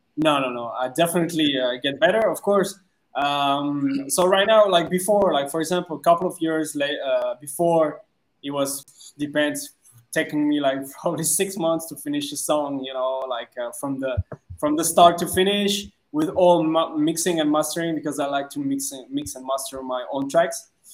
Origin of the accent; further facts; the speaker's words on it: France; English is a second language; moved away as an adult; now in Vietnam; I'm originally from France, so I'm French